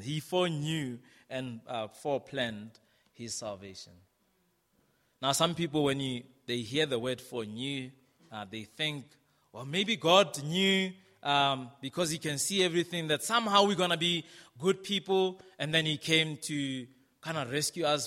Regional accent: South Africa; moved away; also born or lived in Brixton, London; as a South African, um, I would go into the English speaking world

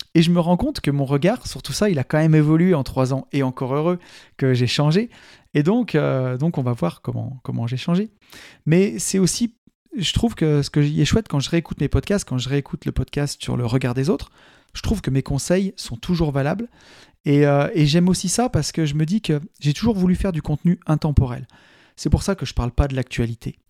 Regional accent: Saint-Étienne area, Auvergne-Rhône-Alpes, France; en tant que Stéphanois, hein, c'est un pays de mines

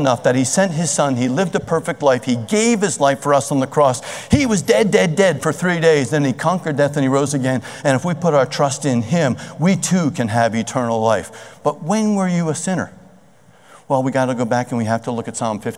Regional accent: Cherry Hill, New Jersey, United States; I grew up in Cherry Hill.

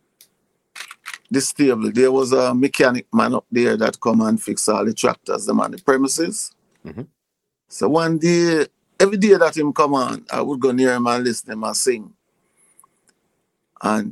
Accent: Westmoreland, Jamaica; also born or lived in St. Mary, Jamaica; I'm born in Westmoreland

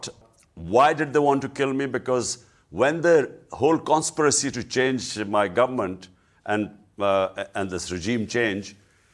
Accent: Pakistan; as a Pakistani

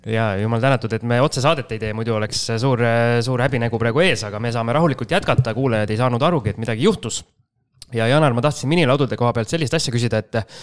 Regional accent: Jüri, Harju County, Estonia; minu kodukanti Jürisse

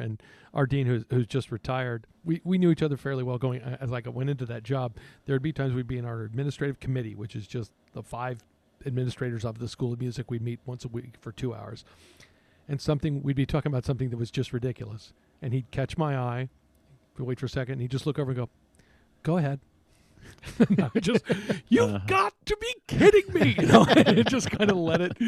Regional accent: Texas, United States; growing up in Texas, there weren't drum corps in Texas

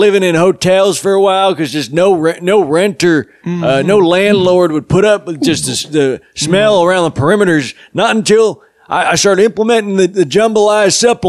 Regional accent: New Mexico, United States; I had a reputation in my hometown in New Mexico as having just some fiery shits, man

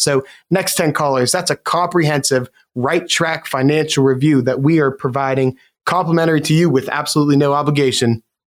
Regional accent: Western Pennsylvania, United States; I've been born in Western Pennsylvania, and I've I've lived here my entire life.

